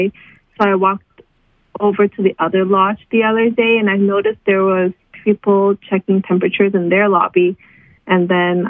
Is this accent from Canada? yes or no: yes; Vancouver, British Columbia, Canada; I live in Vancouver, born and raised in Vancouver, British Columbia